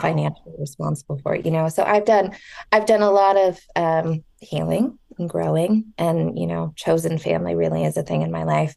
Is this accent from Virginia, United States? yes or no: no; Southern California, United States; also born or lived in Orange County; I grew up in Southern California for the most